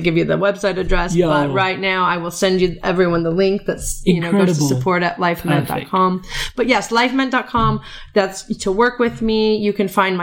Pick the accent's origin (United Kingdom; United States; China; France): United States; moved away as an adult; also born or lived in Middle East; I'm American going to live in the Middle East, raised by CNN